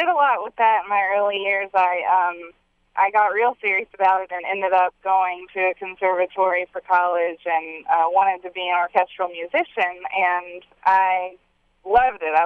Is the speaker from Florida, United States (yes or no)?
no; Bath, South Carolina, United States; now in Nashville, United States; I grew up in South Carolina